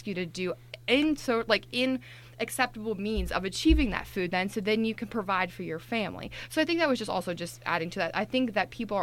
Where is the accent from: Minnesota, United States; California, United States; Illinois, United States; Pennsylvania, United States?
Pennsylvania, United States; Johnstown; growing up in rural Pennsylvania, I'm originally from Johnstown, Pennsylvania